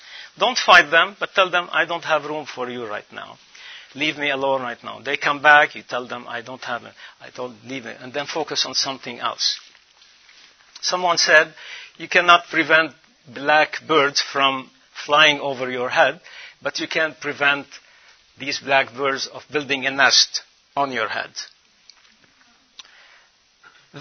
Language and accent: English; Lebanon; moved away; spend 3-4 months every year in my home country, Lebanon, the land of the cedars